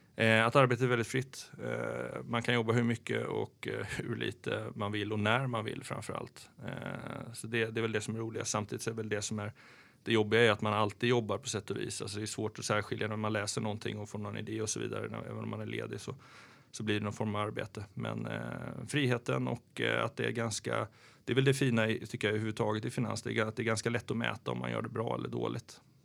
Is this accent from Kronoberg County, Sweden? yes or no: yes; Växjö, Kronoberg County, Sweden; also born or lived in Jönköping / Germany / Malmö / Gothenburg; now in Stockholm, Sweden; född i Jönköping och sen eh, när jag var fyra och sen så flyttade vi ner till Växjö.